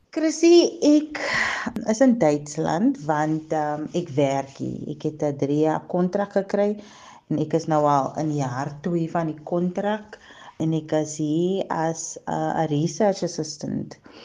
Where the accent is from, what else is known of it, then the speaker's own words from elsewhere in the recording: Cape Town, Western Cape, South Africa; moved away as an adult; also born or lived in Kuils River; now in Germany; Ek is gebore en getoe in die Kaap op die Kaapse vlakte. Ek het so tussen Mitchells Plain en Parkwood groot geword